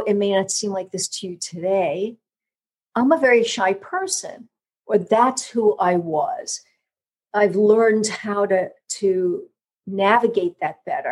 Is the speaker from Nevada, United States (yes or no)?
no; New York, United States; accent: New York; now in Georgia, United States; my New York accent, you know, being from the North